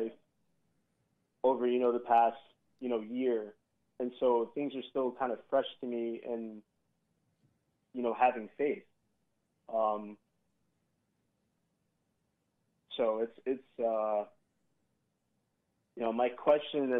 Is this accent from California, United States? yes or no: yes; Southern California, United States; moved away as an adult; now in Hammond, Indiana, United States; I'm from Southern California